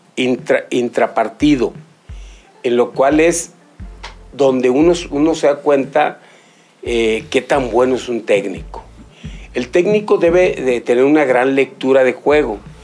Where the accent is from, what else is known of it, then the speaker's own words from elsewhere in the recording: Mexico; nosotros como mexicanos